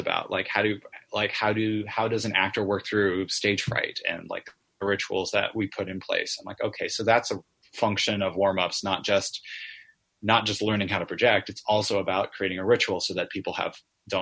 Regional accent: California, United States; with a theater company in California called Barnyard Theater. My hometown

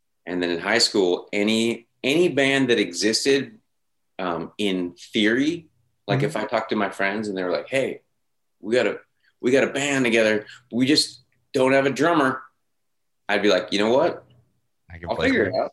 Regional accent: Grass Valley, California, United States; moved away as an adult; also born or lived in Long Beach, California; when I was three, my parents moved to Grass Valley, California

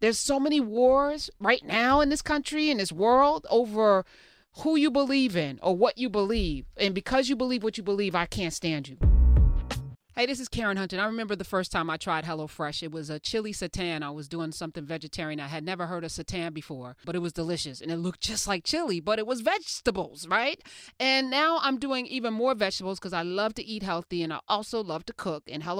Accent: Iran; Persian, you know, is the non-threatening way to say I'm from Iran, right?

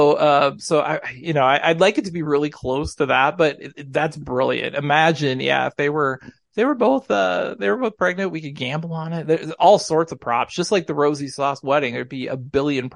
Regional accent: Hutchinson, Minnesota, United States; my hometown of Hutchinson

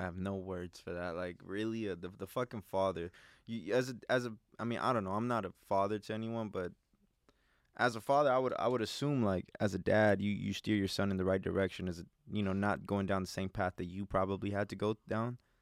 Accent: Los Angeles, California, United States; I grew up in South Central

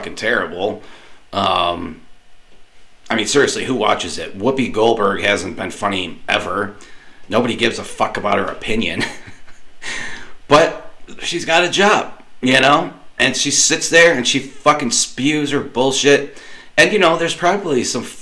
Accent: United States; as an American taxpayer

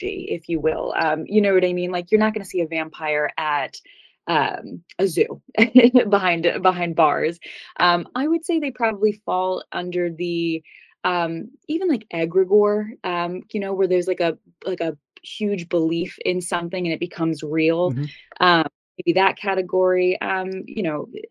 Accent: New York, United States; I grew up in New York, so it's very close to home

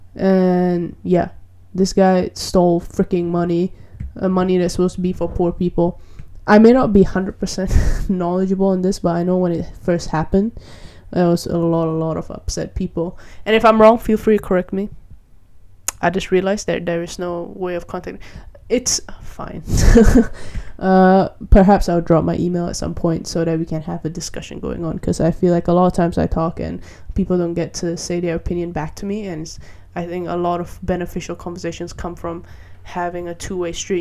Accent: Malaysia; I grew up in Malaysia

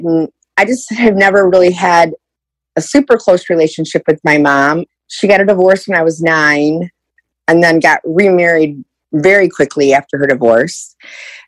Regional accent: Romeo, Michigan, United States; I am from Romeo, Michigan

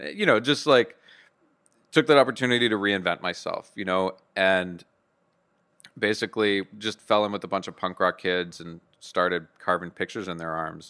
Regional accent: Bayou Hermitage, Louisiana, United States; I'm from Podung, Louisiana, about thirty miles outside of New Orleans, um, a little town called Bayou Hermitage

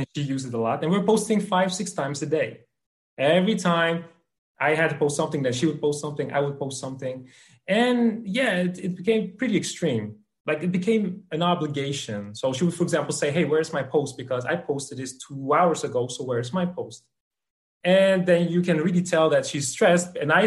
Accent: Netherlands; I'm from the Netherlands

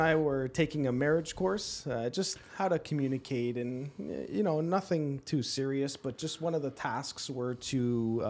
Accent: Toronto, Ontario, Canada; now in Guelph, Canada; I currently live in Guelph, born and raised in Toronto.

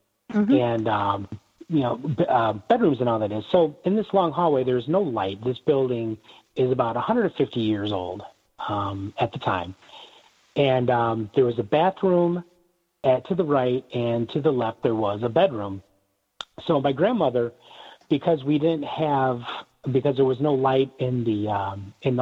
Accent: Northern Illinois, United States; accent: thick North Side; I've been told that I have a very thick North Side accent.

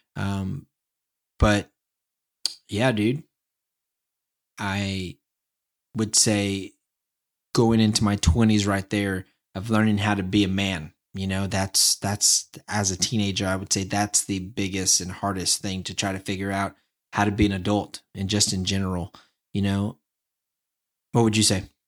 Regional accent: small town near San Antonio, Texas, United States; also born or lived in Dallas; I moved from a small town near San Antonio to Dallas. And, um, I was born in Dallas, so basically going back home, kinda.

